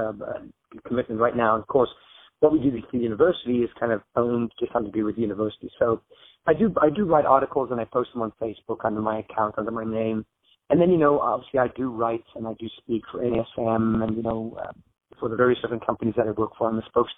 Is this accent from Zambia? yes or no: yes; Zambia; now in United States; I grew up in Zambia in Africa, is where I was born and raised.